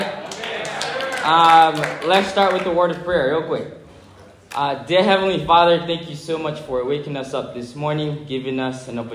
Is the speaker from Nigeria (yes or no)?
yes; Nigeria; first language English; moved away as an adult; now in Milwaukee, United States; I'm from Nigeria, I moved to the United States 8 years ago